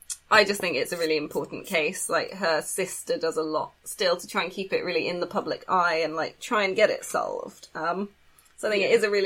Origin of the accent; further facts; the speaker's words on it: England, United Kingdom; We're not from America.